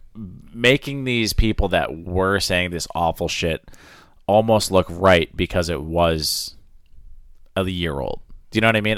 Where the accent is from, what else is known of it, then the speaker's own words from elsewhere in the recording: Maine, United States; I grew up in Maine